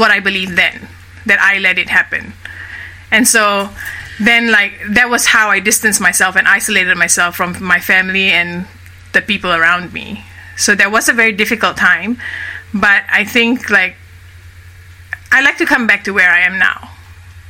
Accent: Kuala Lumpur, Malaysia; moved away as an adult; So I grew up initially in Kuala Lumpur, which is the capital of Malaysia. That's where I'm from. I was born and raised in Malaysia.

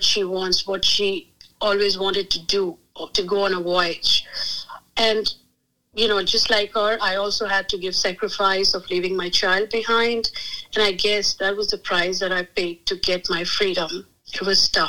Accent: Agra, Uttar Pradesh, India; moved away as an adult; now in United States; I was born and raised in Agra, India

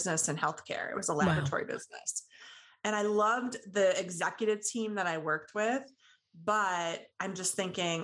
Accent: Midwest, United States; I'm from the Midwest, and I kind of blame it on Midwest work ethic a little bit

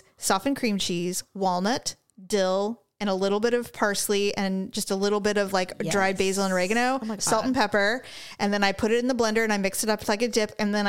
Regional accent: California, United States; I'm from California.

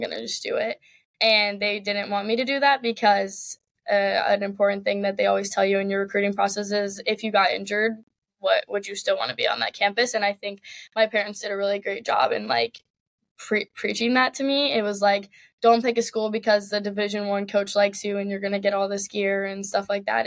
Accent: Richmond, Virginia, United States; I grew up in Richmond, Virginia

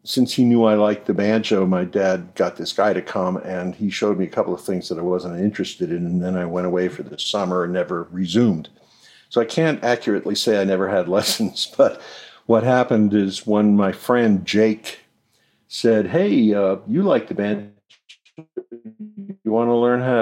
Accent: New York City, New York, United States; Born in the Bronx in 1946, and when I was growing up in the Bronx

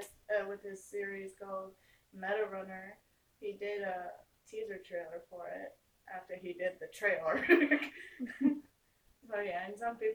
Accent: Minnesota, United States; Canada is above Minnesota. I was born and raised in Minnesota.

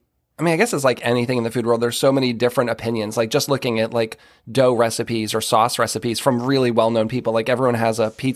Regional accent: Massachusetts, United States; I mean, that's all I had growing up in Massachusetts. Like, we had a bunch of Greek people in town.

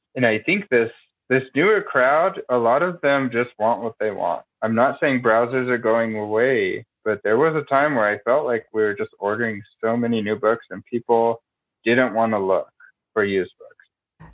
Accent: Denver, Colorado, United States; I am born and raised in Denver

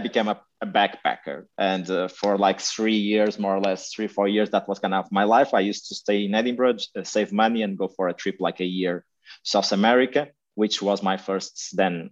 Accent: Porto, Norte, Portugal; moved away as an adult; also born or lived in Macau; now in Azores, Portugal; I grew up in Portugal. I was born in Porto. I lived there until I was 23.

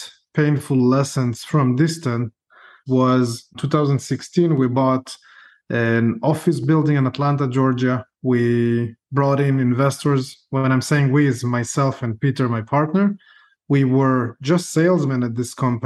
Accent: Israel; moved away; also born or lived in Ukraine; I was born in Ukraine, grew up in Israel, and I was a combat officer in the Israeli army

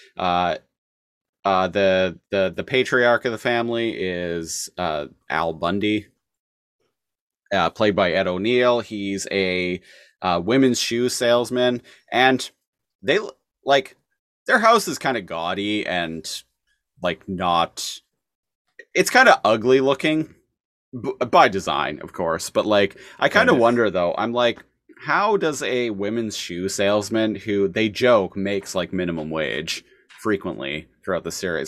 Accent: Canada; as a Canadian

